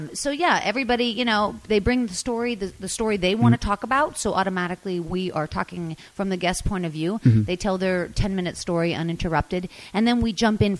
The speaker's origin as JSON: {"language": "English", "town": "Gibsonia", "region": "Pennsylvania", "country": "United States", "tie": "born or raised there", "also_born_or_lived": "Butler, Pennsylvania", "moved": "as an adult", "lives_now": "Los Angeles, United States", "said": "I'm from Pittsburgh, and so that would be the biggest city to you know near"}